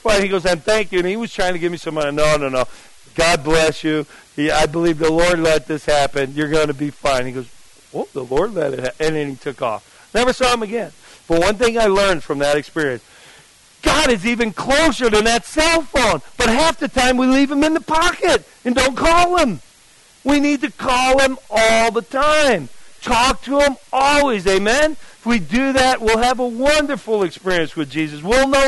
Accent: New Jersey, United States; I'm from New Jersey

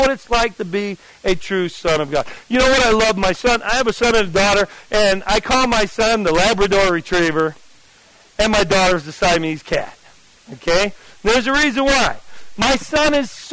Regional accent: New Jersey, United States; I'm from New Jersey

